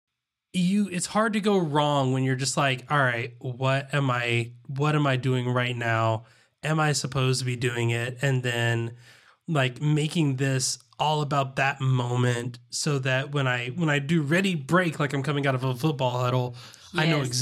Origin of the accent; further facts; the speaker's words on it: the South, United States; accent: Southern; I was going to say fleather, but I'm pretty sure that my Southern accent wouldn't pick up the L in there.